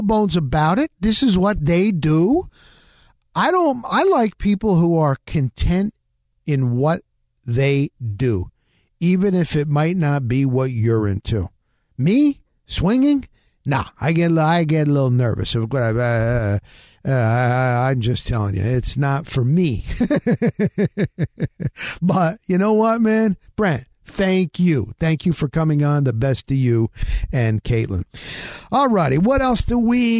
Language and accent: English; northern New Jersey, United States; moved away; also born or lived in Tampa Bay area; I'm formerly from New Jersey. That's where I grew up, in northern New Jersey